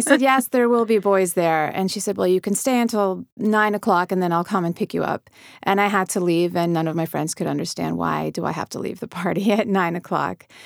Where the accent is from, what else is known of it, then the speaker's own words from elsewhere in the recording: United States; we grew up believing America is our home, and it is, and I'm American, and this is my country